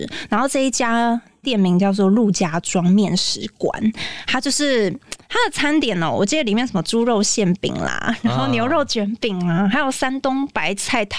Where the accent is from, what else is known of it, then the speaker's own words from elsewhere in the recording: Taipei, Taiwan; 我就是在那边出生长大的，